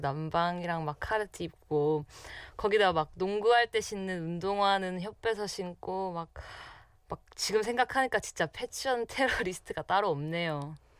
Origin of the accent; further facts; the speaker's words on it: Masan, South Gyeongsang, South Korea; moved away as an adult; now in Seoul, South Korea; 저희 고향은 바로 경남 마산입니다.